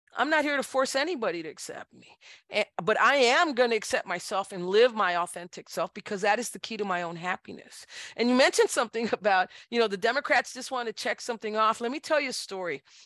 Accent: Brownsville, Texas, United States; moved away as an adult; now in San Antonio, United States; I was born in, in Brownsville, Texas, in nineteen sixty-five at Mercy Hospital

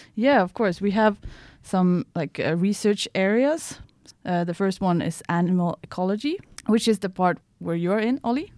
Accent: Piteå, Norrbotten County, Sweden; moved away as an adult; now in Umeå, Sweden; I'm from Sweden, um, but from Piteå, which is two hundred and ten kilometers north from here

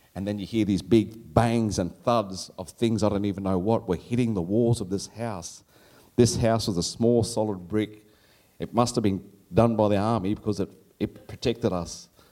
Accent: Darwin, Northern Territory, Australia; how Darwin was in those days. It was a beautiful place to grow up in. And when even when I was a kid, they'd say, Where are you from? And I said, I come from paradise

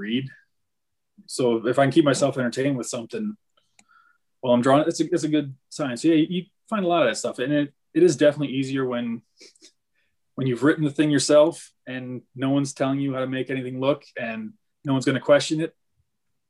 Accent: Northern Michigan, United States; I grew up in Northern Michigan and there's deer everywhere.

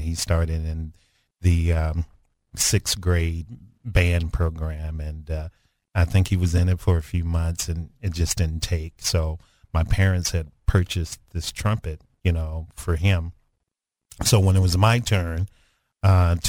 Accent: Dumas, Arkansas, United States; moved away; also born or lived in Kansas City; I'm from Dumas, and it's 6 of us in the family, actually 7 of us in the family

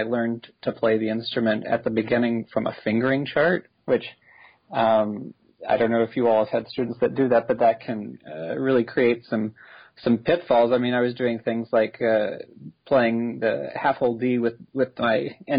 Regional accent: Austin, Texas, United States; I grew up in Austin, Texas

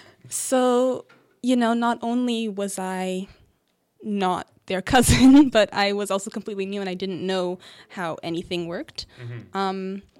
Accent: Montreal, Quebec, Canada; born there; also born or lived in British Columbia / Ontario; Always inside Canada, but I was born in Montreal, then we moved to British Columbia, moved around a bit there, then we came back here to Ontario.

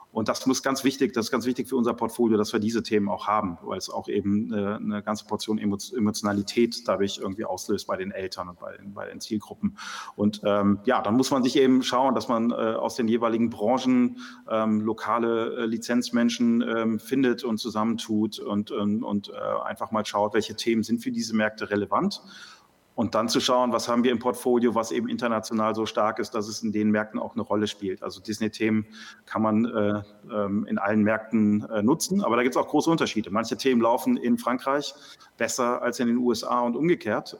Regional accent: Düsseldorf, North Rhine-Westphalia, Germany; wir kommen aus Düsseldorf, auf der Nordstraße habe ich früher meine ersten drei Fragezeichen-Kassetten gekauft

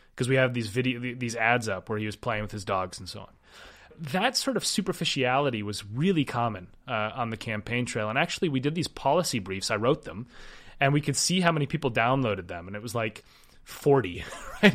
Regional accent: Minneapolis, Minnesota, United States; I grew up skiing. I'm, I'm from Minnesota. I grew, I started skiing when I was three, and my high school sport was downhill ski racing.

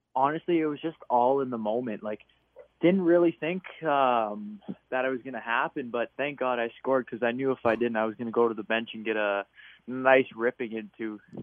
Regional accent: Canada; being a Canadian kid

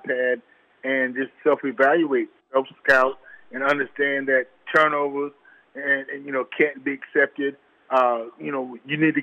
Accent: South Carolina, United States; I'm from South Carolina

